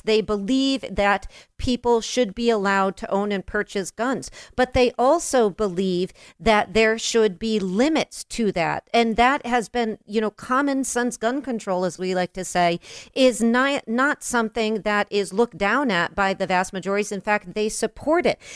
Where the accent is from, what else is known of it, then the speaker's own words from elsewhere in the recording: New York, United States; as a New Yorker